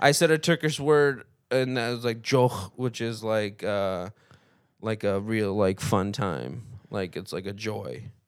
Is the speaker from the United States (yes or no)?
no; Lebanon; moved away; the reason why I was born in Lebanon is because my family was, like, marched out of, um, Armenia